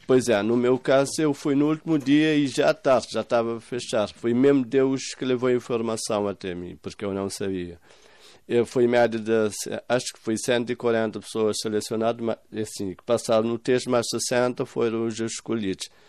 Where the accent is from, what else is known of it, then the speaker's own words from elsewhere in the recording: São Vicente island, Cape Verde; moved away as an adult; now in Moita, Portugal; Sou da Ilha de São Vicente